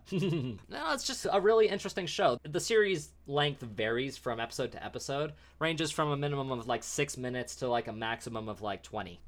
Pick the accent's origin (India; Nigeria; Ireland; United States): United States; We are American